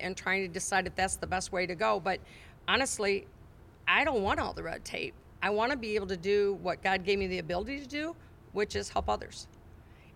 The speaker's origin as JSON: {"language": "English", "town": "Climax", "region": "Michigan", "country": "United States", "tie": "born or raised there", "said": "my hometown"}